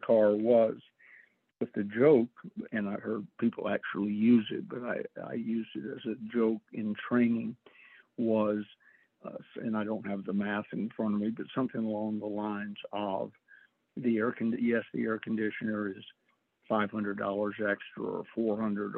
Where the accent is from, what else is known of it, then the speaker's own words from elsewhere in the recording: Atlanta, Georgia, United States; I was raised in Atlanta